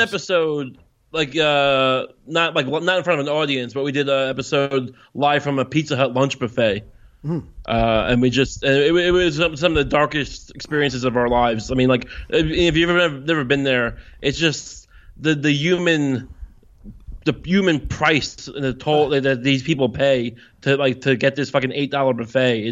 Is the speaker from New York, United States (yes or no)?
yes; Long Island, New York, United States; I'm from Long Island